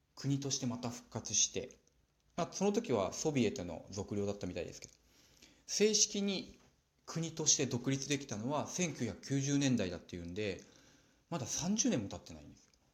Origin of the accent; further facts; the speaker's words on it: Nagano, Japan; also born or lived in Osaka / Tokyo; now in Morioka, Japan; 私の実家長野県